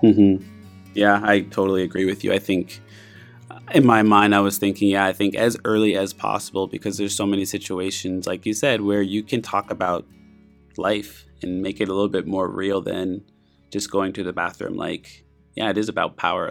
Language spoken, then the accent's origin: English; Canada; moved away; I'm from Canada